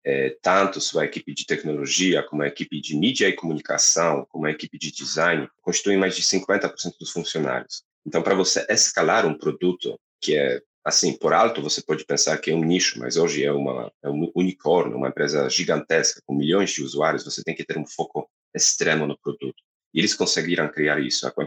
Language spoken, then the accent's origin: Portuguese; Poland; Portuguese is a second language; now in Brazil; polonês, Brasil é meu oitavo país, português sétima língua, então vai, vai, vai ter um pouco de sotaque sim.